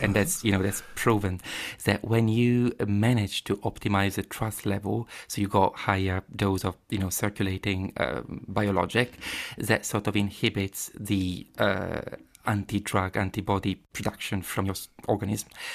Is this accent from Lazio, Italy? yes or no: no; Padua, Veneto, Italy; English is a second language; moved away as an adult; also born or lived in Cambridge, United Kingdom; now in London, United Kingdom; I was born in Padova, um, yeah, I grew up there, uh, definitely from there